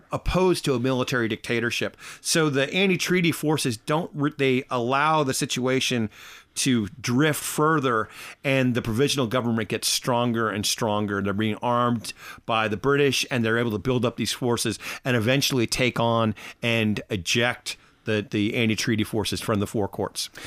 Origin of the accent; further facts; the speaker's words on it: United States; now in Ireland; I'm American